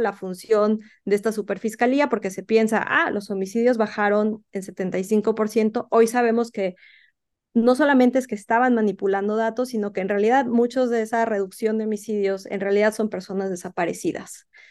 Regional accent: Mexico; México en el que yo crecí

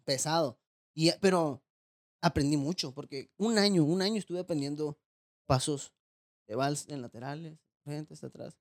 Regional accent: Tijuana, Baja California, Mexico; also born or lived in Los Mochis, Sinaloa; Yo Soy nacido en Los Moches, Sinaloa. Eh, me vine a Tijuana, me acuerdo, mi mamá me trajo a los siete años

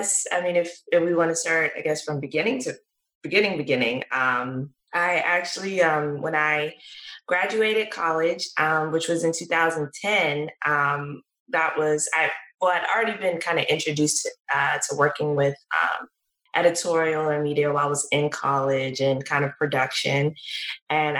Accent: Washington, District of Columbia, United States; also born or lived in New York; my hometown, which is Washington, D.C.

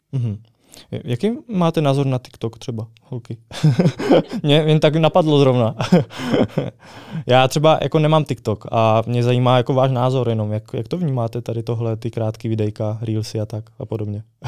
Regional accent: Brno, South Moravian Region, Czechia; u nás v Brně

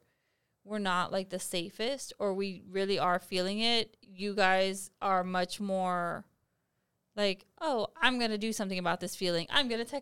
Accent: Texas, United States; we're from Texas

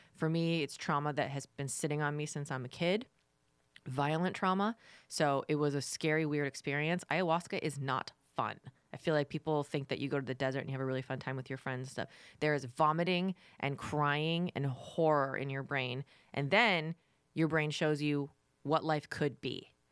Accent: Florida, United States; I'm from Florida

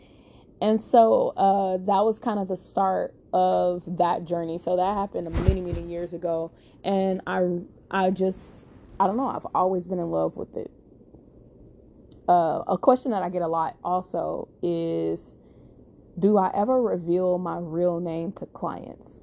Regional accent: Chicago, Illinois, United States; I'm from Chicago, and I was in Chicago

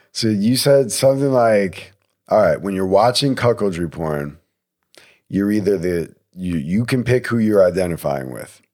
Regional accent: New Jersey, United States; I'm from New Jersey

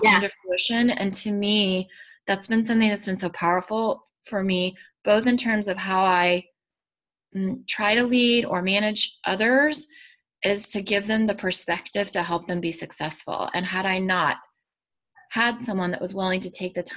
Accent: Texas, United States; now in Massachusetts, United States; I'm from Texas originally

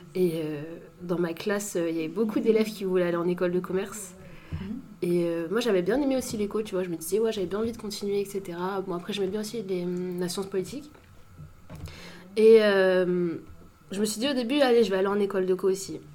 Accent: Saint-Maur-des-Fossés, Île-de-France, France; j'ai grandi à Saint-Maur après

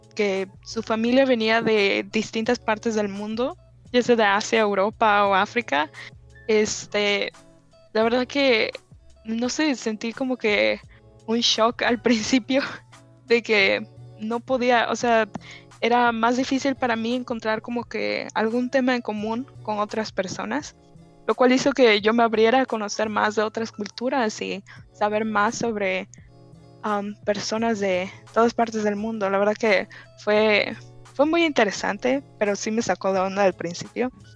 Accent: Ciudad del Carmen, Campeche, Mexico; now in United States; Ciudad del Carmen, donde vivía antes, es una población más homogénea de que la mayoría de nosotros somos mexicanos

